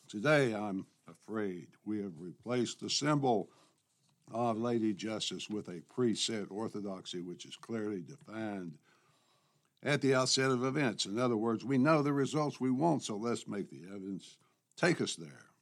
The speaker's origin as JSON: {"language": "English", "town": "Memphis", "region": "Tennessee", "country": "United States", "tie": "born or raised there", "said": "my hometown newspaper, The Commercial Appeal of Memphis, Tennessee"}